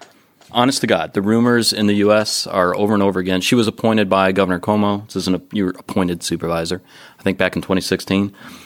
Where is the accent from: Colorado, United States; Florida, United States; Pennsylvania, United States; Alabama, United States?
Florida, United States; Jacksonville; So my hometown.